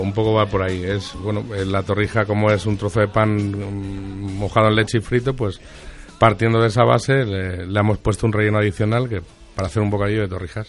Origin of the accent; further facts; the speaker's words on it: Toledo, Castilla-La Mancha, Spain; yo soy de Toledo